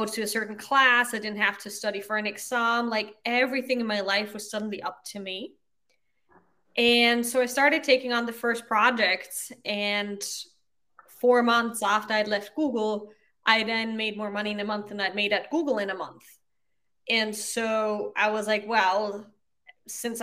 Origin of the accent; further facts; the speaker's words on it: Austria; first language German; English is a second language; moved away as an adult; also born or lived in Ireland; now in United States; So I grew up in Austria. I speak German, that's my mother tongue.